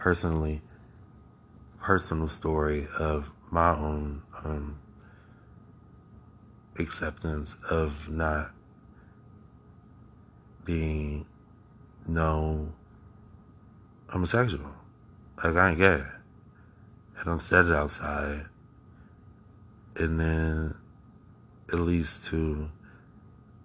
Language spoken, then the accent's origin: English; Akron, Ohio, United States; I live in America. I was born in Akron, Ohio